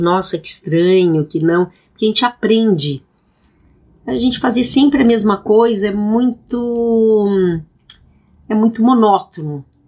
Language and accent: Portuguese; Rio Grande do Sul, Brazil; eu sou gaúcha